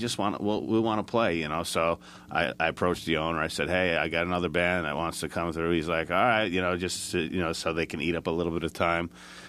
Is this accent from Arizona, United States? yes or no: no; Port St. Lucie, Florida, United States; I don't know if we told you this, but we're from Port St. Lucie, is where, I live, and we kind of jam out of there.